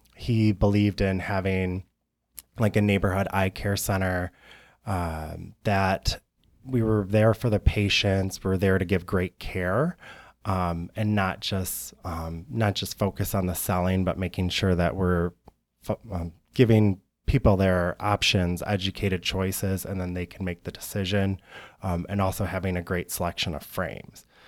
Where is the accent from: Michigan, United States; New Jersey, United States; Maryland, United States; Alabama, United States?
Michigan, United States; Algonac; now in Chicago, United States; I was on the east side in Algonac, very small town